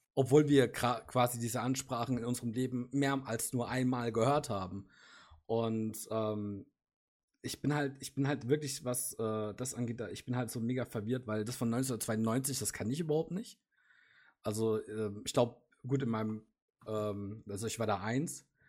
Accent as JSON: {"language": "German", "country": "Germany", "said": "für uns als Deutsche"}